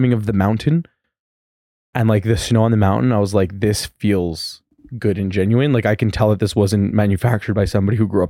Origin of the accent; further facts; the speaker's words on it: Canada; growing up in Canada